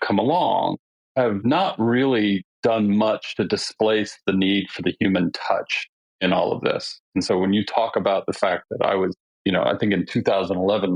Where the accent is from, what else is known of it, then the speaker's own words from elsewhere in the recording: California, United States; I'm from California